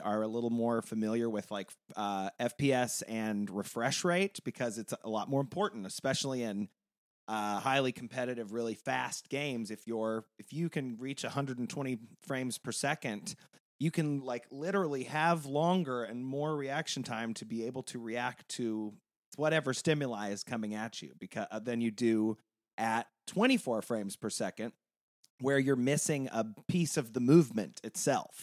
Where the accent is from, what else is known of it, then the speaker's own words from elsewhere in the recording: Tulsa area, Northeast Oklahoma, United States; moved away; I'm not only from Oklahoma, I'm from like 20 miles where this takes place.